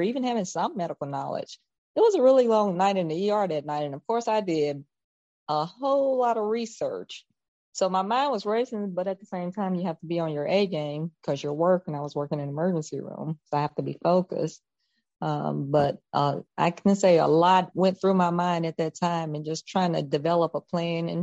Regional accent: Carthage, Mississippi, United States; I'm from Carthage, a little town about an hour outside of Jackson

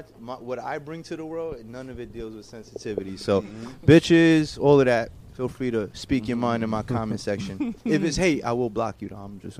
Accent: New York City, New York, United States; also born or lived in Tampa Bay, Florida; I'm from the Bronx.

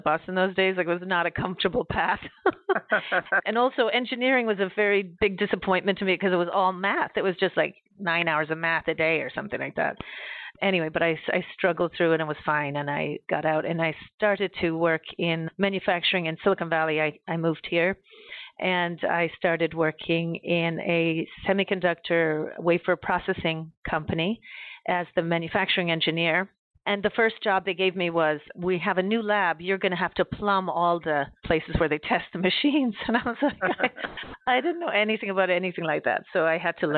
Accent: Ireland; moved away; I'm from Ireland originally, and my dad was a production supervisor at an American company in Ireland

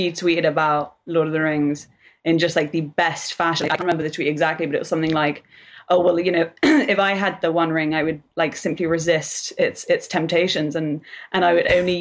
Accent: United Kingdom; I'm British

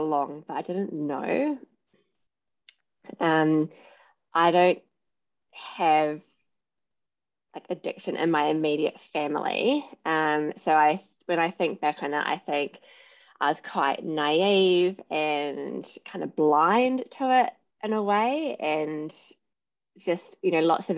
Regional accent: New Zealand; moved away as an adult; also born or lived in London / Sydney; now in Brisbane, Australia; I'm originally from New Zealand. I lived in London for 9 years. Have settled in Australia

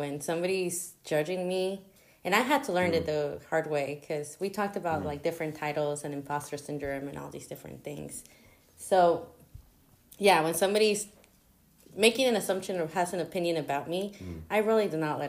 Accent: Kansas City, Missouri, United States; also born or lived in Guatemala; But I was brought to the U.S., raised here. And there was a lot of Mexican influence. Mm. It was just, that's the culture that's around here, KC

